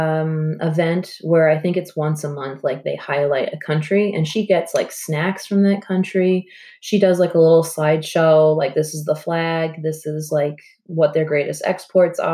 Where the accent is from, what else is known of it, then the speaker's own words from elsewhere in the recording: Long Island, New York, United States; now in Alfred, United States; where I'm from Long Island